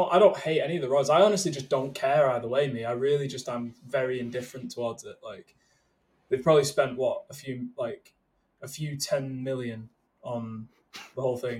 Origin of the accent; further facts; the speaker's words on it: United Kingdom; because we're British.